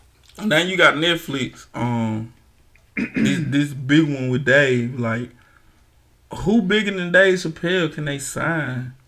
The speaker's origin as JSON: {"language": "English", "region": "Mississippi", "country": "United States", "said": "I'm from Mississippi. I ain't been nowhere farther north than St. Louis"}